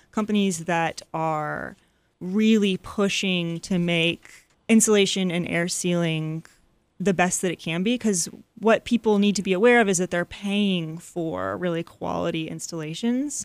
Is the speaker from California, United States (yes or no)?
no; Atlanta, Georgia, United States; also born or lived in North Carolina; After I moved back to Atlanta, so I'm from Atlanta, and when I moved home after college